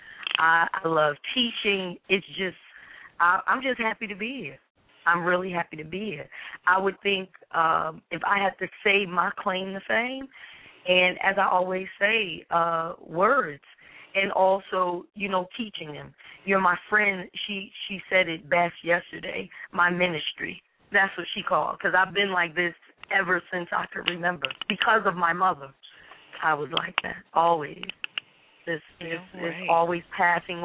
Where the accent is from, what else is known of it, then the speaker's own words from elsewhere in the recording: Newark, New Jersey, United States; I'm a Jerseyan, of course, born and raised in Newark, New Jersey